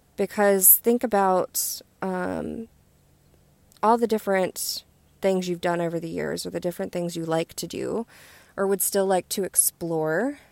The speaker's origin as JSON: {"language": "English", "region": "West Virginia", "country": "United States", "tie": "born or raised there", "moved": "yes", "said": "I'm getting ready to go to my home state of West Virginia"}